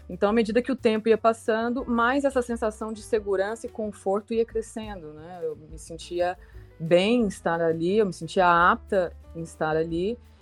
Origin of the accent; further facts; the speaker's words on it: Goiânia, Goiás, Brazil; moved away as an adult; also born or lived in Ribeirão Preto, São Paulo; now in Florianópolis, Brazil; apesar de ter nascido e morado ao longo dos seis anos lá em Ribeirão Preto, eu fui criada em Goiânia, Goiás